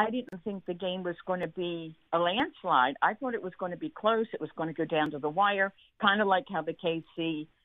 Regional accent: Philadelphia, Pennsylvania, United States; born there; I was born in Philly, worked in Philly 28 years.

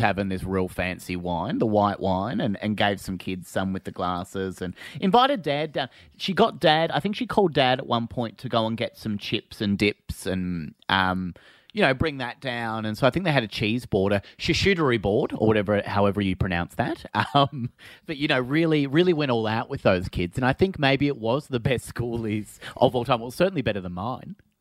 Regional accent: Phillip Island, Victoria, Australia; I'm from Phillip Island and it's quite a small place

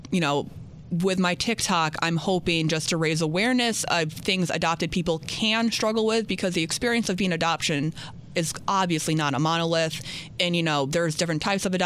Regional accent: Louisiana, United States; born there; If I I was born in Louisiana, if I contacted Louisiana

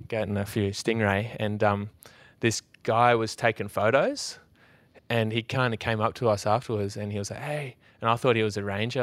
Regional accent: Australia; my mate Brumby, who I grew up with in Nullarbor

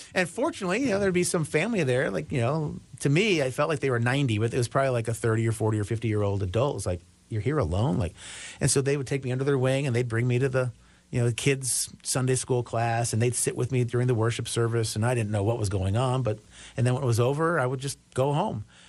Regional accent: Chicago, Illinois, United States; I grew up in the Chicago, Illinois area, the, the west and, uh, northwest suburbs of Chicago

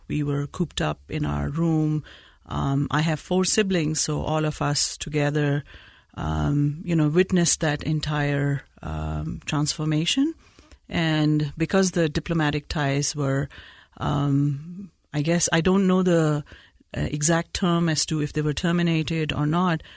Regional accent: Peshawar, Khyber Pakhtunkhwa, Pakistan; now in Utah, United States; I was born in Peshawar, Pakistan

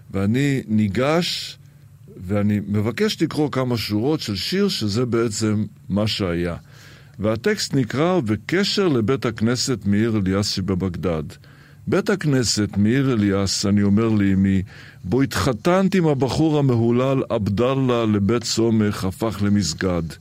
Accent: Israel; also born or lived in Iraq; הילדות שלי בעיראק היא בעצם ילדות יד שנייה, כיוון שנולדתי בעיראק, אבל בגיל שנתיים כבר הייתי בישראל, וזה בכלל סיפור. אני נולדתי בעיראק אחרי שהיהודים עזבו את עיראק.

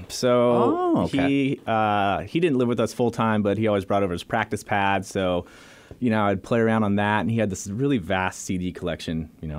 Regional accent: Santa Cruz, California, United States; Growing up in Santa Cruz is punk rock surfer town

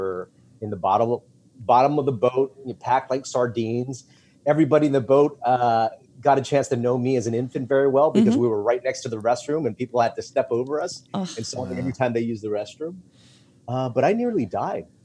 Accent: Los Angeles, California, United States; also born or lived in Philippines (refugee camp); I grew up in Chinatown in Los Angeles in a very small one-bedroom apartment

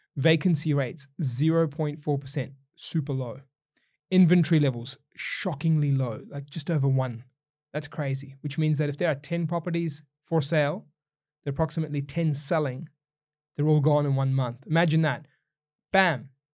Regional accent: New Zealand; now in Australia; I'm a Kiwi, not an Aussie

